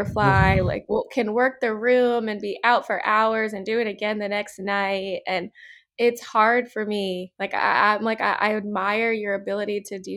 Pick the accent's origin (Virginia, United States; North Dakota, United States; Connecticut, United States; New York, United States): Virginia, United States; Manassas; also born or lived in Georgia; now in Los Angeles, United States; I grew up in Manassas, Virginia, which is like a smaller town.